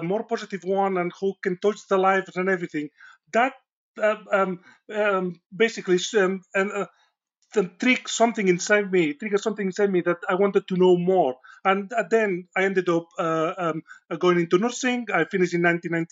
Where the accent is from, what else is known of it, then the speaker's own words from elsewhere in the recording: Spain; accent: Spanish; English is a second language; moved away as an adult; now in Sheffield, United Kingdom; my accent is not a Yorkshire accent. It's a Spanish accent. And despite being here for 20 years, my accent is still quite strong